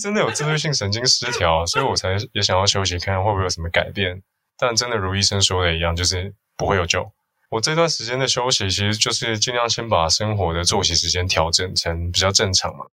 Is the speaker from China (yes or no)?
no; Hsinchu, Hsinchu City, Taiwan; moved away as an adult; also born or lived in Taipei; 我老家住香山嘛